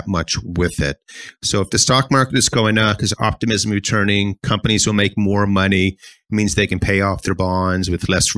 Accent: Halifax, Nova Scotia, Canada; I'm from Halifax

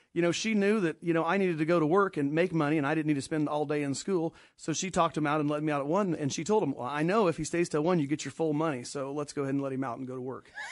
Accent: Danville, Kansas, United States; I'm from Danville, Kansas, a little Catholic church there, and always went to church

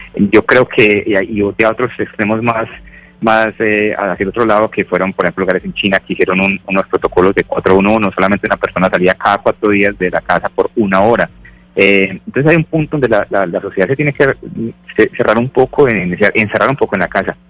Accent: Medellín, Antioquia, Colombia; moved away as an adult; now in New York, United States; Yo soy de Medellín, eh, estudié medicina aquí en Medellín y viajé a Estados Unidos, donde llevo 14 años

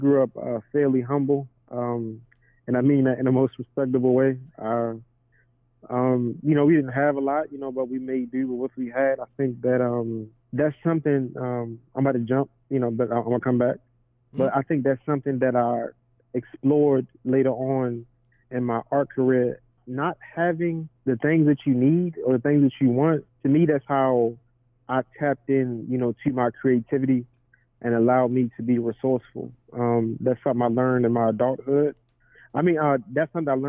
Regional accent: Baltimore, Maryland, United States; From Baltimore, Maryland, west side to be exact

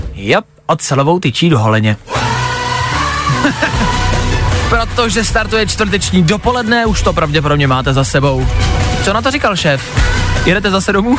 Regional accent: Czechia; jsme Češi

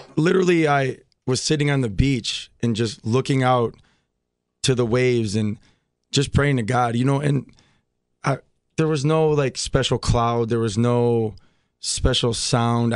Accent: Milwaukee, Wisconsin, United States; So I grew up in Milwaukee.

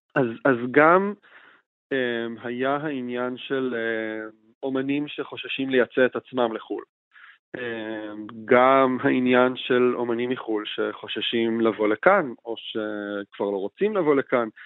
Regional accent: Israel; אנחנו, אנחנו כישראלים

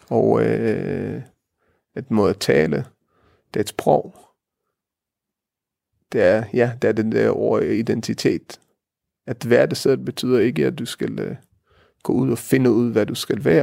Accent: Denmark; Vi har til fælles, at vi er danskere og vi er jøder.

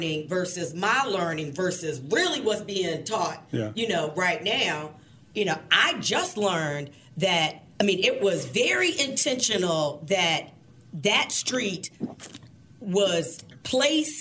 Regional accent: Tidewater, Virginia, United States; now in Richmond, United States; I'm from Tidewater

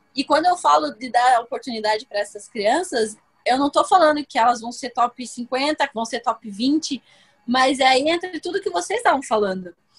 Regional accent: Brazil; Eu, como brasileira

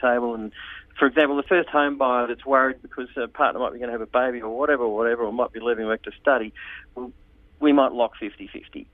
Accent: Sydney, New South Wales, Australia; I'm from Sydney as well

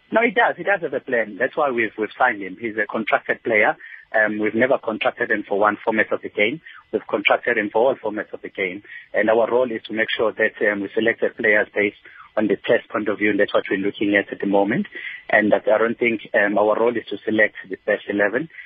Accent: South Africa; as a South African

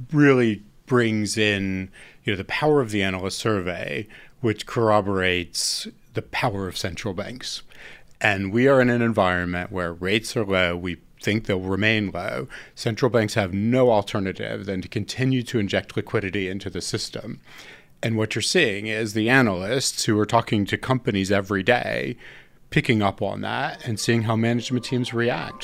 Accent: United States; being American myself

